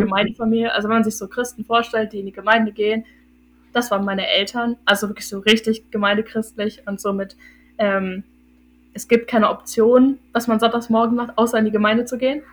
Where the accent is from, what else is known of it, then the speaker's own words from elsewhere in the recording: Hildesheim, Lower Saxony, Germany; ich bin 21 und ich komme aus Hildesheim. Das ist in Niedersachsen